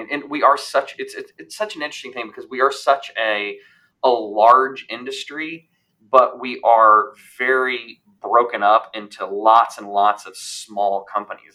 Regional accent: Louisville, Kentucky, United States; moved away; also born or lived in Indianapolis, Indiana / Huntsville, Alabama / Raleigh, North Carolina; where I grew up in Louisville, Kentucky

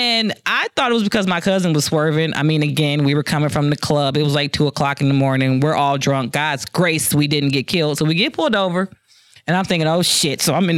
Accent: Detroit, Michigan, United States; I'm from Detroit.

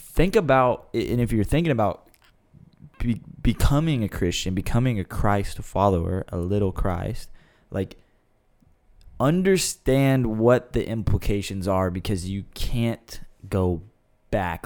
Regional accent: United States

